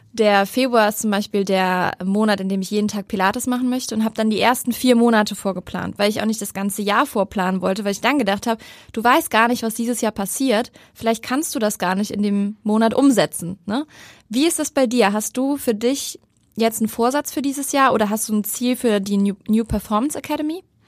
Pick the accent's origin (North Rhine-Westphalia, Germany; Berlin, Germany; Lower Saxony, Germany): North Rhine-Westphalia, Germany; Cologne; moved away as an adult; now in Hamburg, Germany; meine alte Heimat Köln